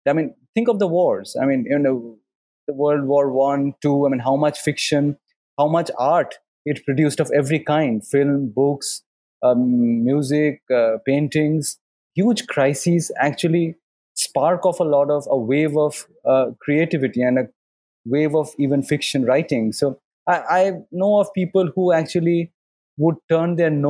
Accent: Kolkata, West Bengal, India; we come from Calcutta, where people read a lot

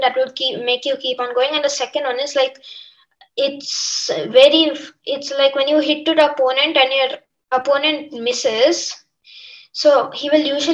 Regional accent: Karnataka, India; I am from Karnataka

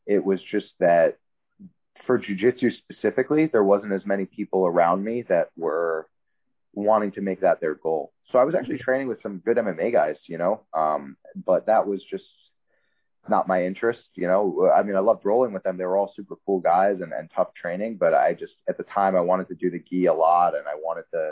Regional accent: New York City, New York, United States; growing up in New York, especially Manhattan, it's like a kind of a scrappy environment

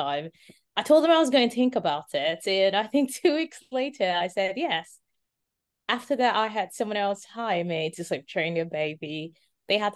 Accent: Nigeria; moved away as an adult; now in Miami, United States; My parents are Nigerian. I'm originally Nigerian.

